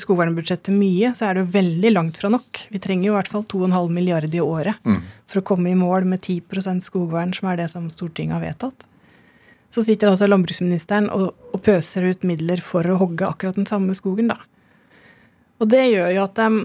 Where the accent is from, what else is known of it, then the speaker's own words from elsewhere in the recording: Vestfold, Norway; jeg kommer jo fra Vestfold og er vokst opp i skauen.